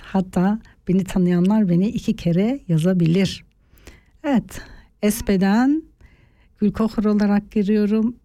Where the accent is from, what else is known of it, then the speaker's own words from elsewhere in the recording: Eastern Turkey, Turkey; also born or lived in Artvin; now in Switzerland; Çünkü orada doğuda büyüdüm